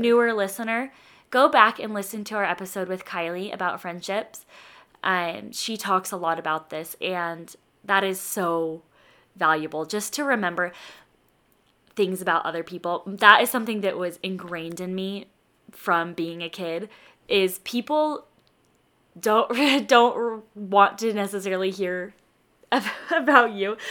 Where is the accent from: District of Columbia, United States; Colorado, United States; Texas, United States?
Colorado, United States; Denver; now in Utah, United States; I'm from Denver